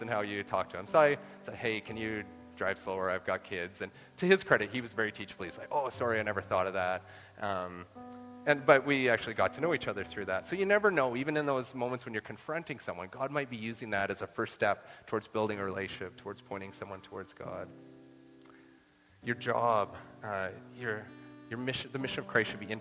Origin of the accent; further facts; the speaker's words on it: Saskatchewan, Canada; I'm from Saskatchewan